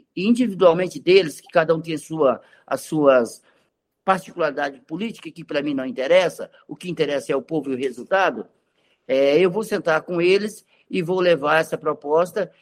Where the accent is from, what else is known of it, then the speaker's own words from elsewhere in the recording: Roraima, Brazil; nós somos brasileiros, igual eles